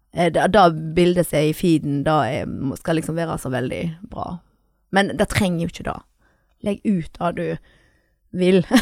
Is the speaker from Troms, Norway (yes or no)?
no; Sæbøvik, Vestland, Norway; Jeg er fra Sæbøvik